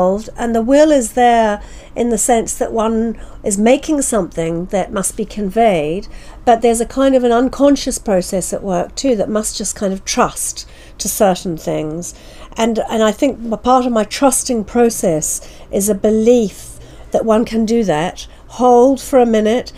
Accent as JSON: {"language": "English", "country": "New Zealand", "tie": "born or raised there", "moved": "yes", "said": "I was born and brought up in New Zealand. My father's family are from that part of the world"}